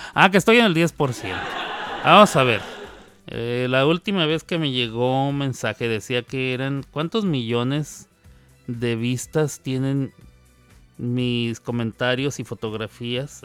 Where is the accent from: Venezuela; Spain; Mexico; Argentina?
Mexico; Ciudad Juárez, Chihuahua; now in United States; Nosotros que somos de Juárez